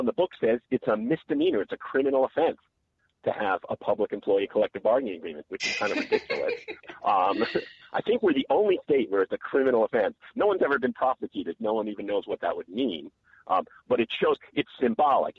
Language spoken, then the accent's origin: English; New York, United States; now in North Carolina, United States; I grew up in New York and I went to a segregated public school